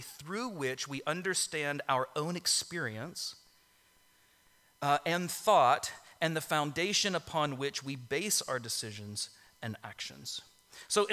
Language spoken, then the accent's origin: English; Orlando, Florida, United States; I grew up in Orlando, and that's in Florida